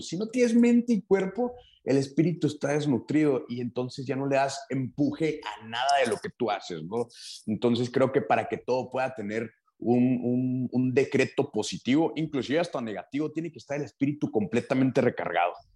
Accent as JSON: {"language": "Spanish", "region": "Chihuahua", "country": "Mexico", "said": "Soy de Chihuahua, Chihuahua, México"}